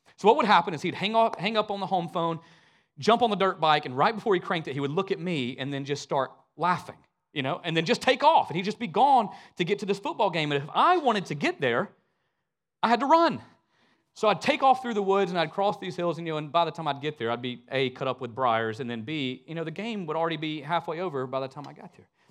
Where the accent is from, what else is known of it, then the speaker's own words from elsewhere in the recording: Northwest Georgia, United States; moved away as an adult; now in Richmond Hill, Georgia, United States; I'm from a really small town in Northwest Georgia